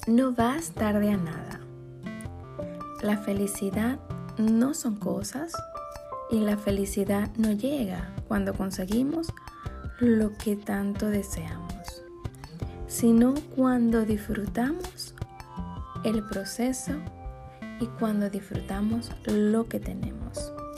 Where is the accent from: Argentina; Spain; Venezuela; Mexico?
Venezuela; Maracaibo, Zulia; moved away as an adult; also born or lived in Santiago, Chile; now in United States; mi ciudad natal, que es Maracaibo, Venezuela